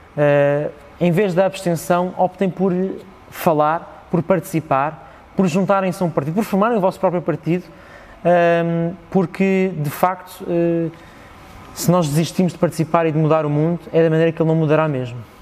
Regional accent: Parede, Lisbon, Portugal; born or raised there

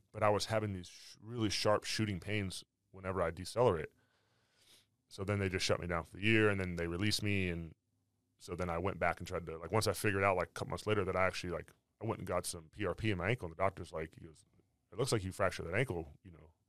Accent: California, United States; I was from California

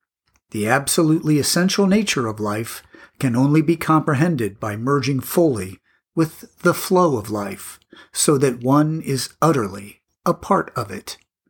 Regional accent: Australia; I am Australian.

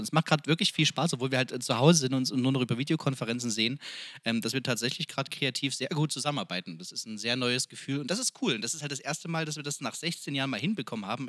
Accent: Freiberg, Saxony, Germany; kaum ein Haus in Freiberg, wo da noch kein äh, äh, Innenhof oder Außenhof oder keine Kneipe, wo wir nicht gesungen haben als Jugendliche und junge Erwachsene

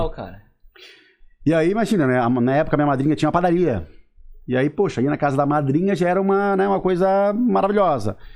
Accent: Siderópolis, Santa Catarina, Brazil; sou aqui do Caravaggio, mas sou importado, né? Vim de Siderópolis, na verdade, né?

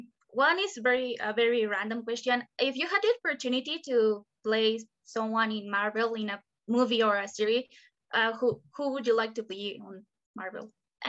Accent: Mexico; I'm from Mexico.

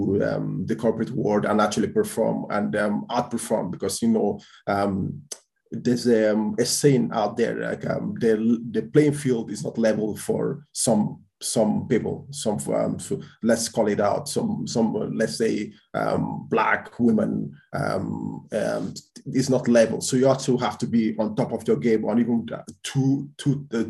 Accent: Portugal; moved away as an adult; also born or lived in Dublin, Ireland; now in Spain; I was born in Spain, grew up in Portugal in terms of from 6 years old till I was 19. And then that's when I went to Ireland to start doing my undergraduation

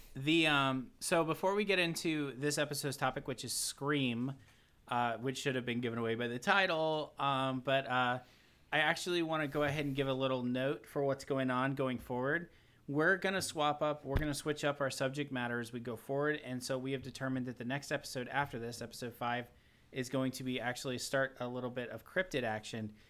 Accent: the South, United States; I'm from the South.

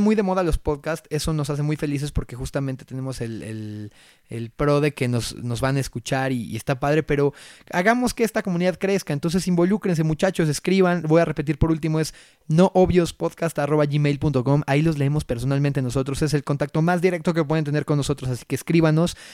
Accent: Mexico; no saben lo orgulloso que estoy de ser mexicano

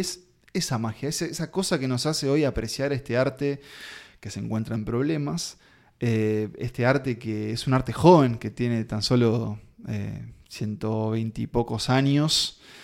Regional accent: Uruguay

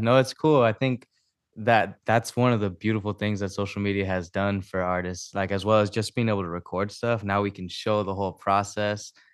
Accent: Maui, Hawaii, United States; moved away as an adult; now in Temecula, United States; I'm originally from Maui, and I'm, uh, here living in, uh, Temecula right now.

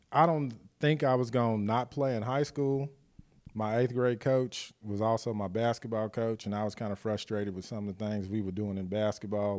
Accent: Guthrie, Oklahoma, United States; growing up in Guthrie

